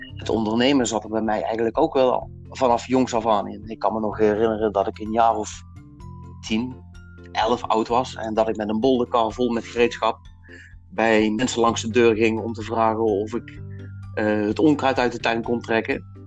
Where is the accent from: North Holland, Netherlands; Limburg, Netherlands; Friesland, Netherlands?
Limburg, Netherlands; ik kom uit Limburg